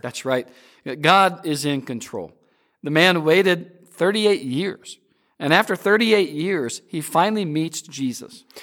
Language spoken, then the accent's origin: English; Peoria, Illinois, United States; Growing up in Peoria, Illinois